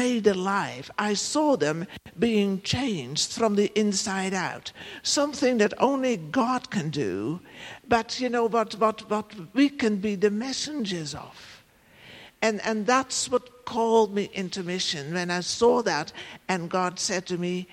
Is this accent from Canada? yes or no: no; Netherlands; moved away as an adult; also born or lived in Africa; now in Ireland; I come from the Netherlands, and, you know, only two provinces in the country are called Holland, so I'm not from that part of the country.